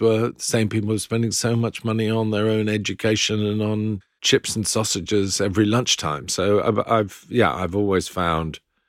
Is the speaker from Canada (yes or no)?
no; Philippines; also born or lived in New Zealand; now in United Kingdom; I was born in New Zealand. My mum's Australian as well. And then when I was four, we moved to the Philippines.